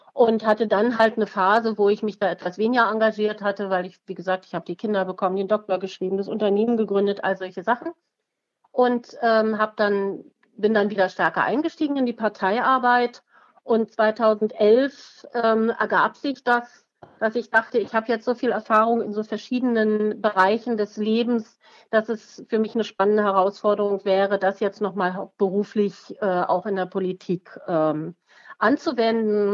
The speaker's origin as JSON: {"language": "German", "region": "Berlin", "country": "Germany", "tie": "born or raised there", "said": "Ich bin in Berlin geboren und aufgewachsen"}